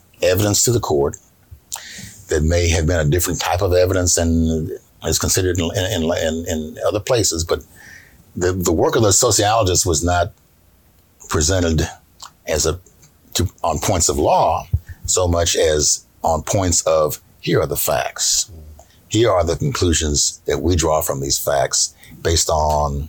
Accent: Ohio, United States; I grew up in Ohio

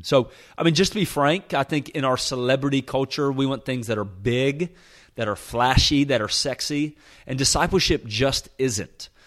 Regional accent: Nashville, Tennessee, United States; moved away as an adult; also born or lived in Birmingham, Alabama; I was born and raised in Nashville, Tennessee

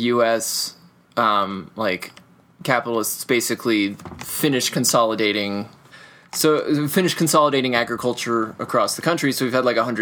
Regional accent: United States; as an American

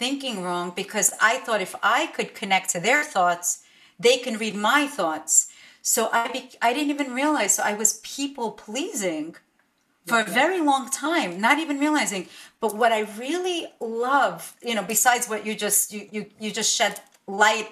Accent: New York City, New York, United States; English is a second language; I slept in a crib until I was about almost 5 years old in this one little bedroom apartment in Brooklyn.

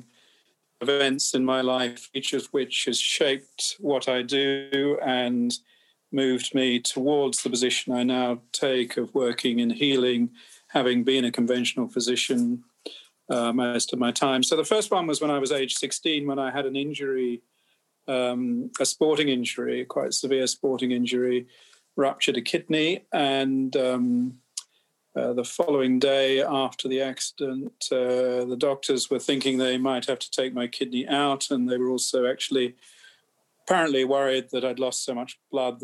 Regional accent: England, United Kingdom; I'm an English physician.

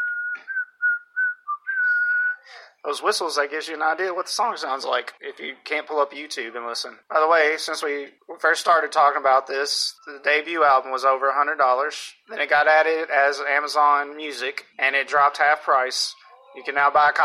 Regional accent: Kentucky, United States; moved away; also born or lived in Louisville, Kentucky; I'm from Kentucky

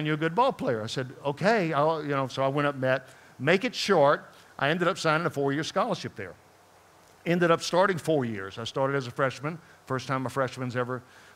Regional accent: Baton Rouge, Louisiana, United States; moved away; I grew up down in New Orleans in Baton Rouge area down there

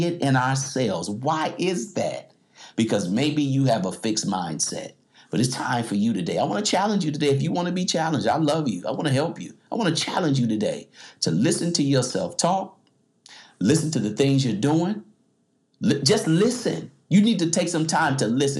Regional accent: United States; I'm an American.

